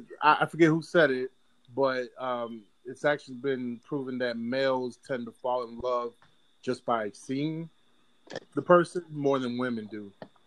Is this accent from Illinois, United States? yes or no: yes; Northlake, Illinois, United States; also born or lived in Chicago; now in Indianapolis, United States; So originally I was born in Chicago, then I grew up in suburban Chicago, Northlake, Illinois.